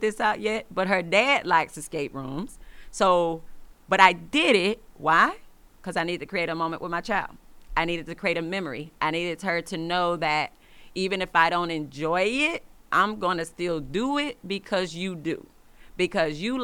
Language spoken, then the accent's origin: English; Atlanta, Georgia, United States; moved away; we're from Atlanta